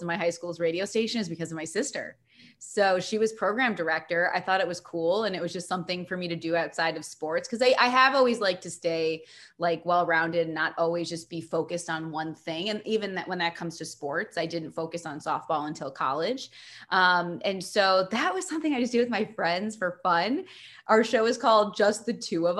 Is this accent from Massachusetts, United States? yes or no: no; Chicago, Illinois, United States; also born or lived in Milwaukee, Wisconsin; living in my home city, covering my hometown team